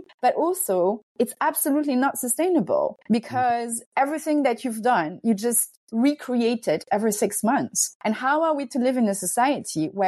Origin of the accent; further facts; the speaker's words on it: France; I'm Hungarian, but I'm also French. I grew up in France.